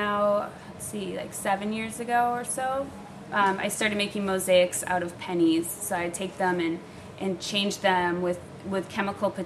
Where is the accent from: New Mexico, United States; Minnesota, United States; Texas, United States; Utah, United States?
Minnesota, United States; Stillwater; moved away as an adult; also born or lived in Hermosa Beach, California; now in Los Angeles, United States; I'm from Stillwater, so that's a suburb of the Twin Cities of St. Paul